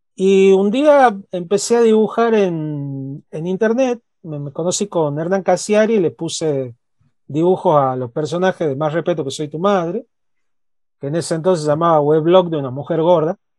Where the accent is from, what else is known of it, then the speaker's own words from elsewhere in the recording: Tucumán, Argentina; accent: tucumano; yo soy tucumano, eh, mi acento al hablar es tucumano, la mirada que tengo del país y del mundo es la de una persona que nació, creció, vivió y se reprodujo en una provincia chiquita al norte del país